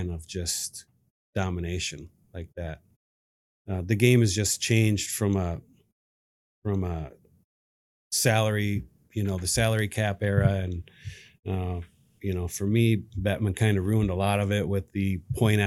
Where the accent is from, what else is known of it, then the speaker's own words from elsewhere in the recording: Flint, Michigan, United States; also born or lived in Lansing, Michigan; I was born in Flint. I was born in Lansing, raised in Flint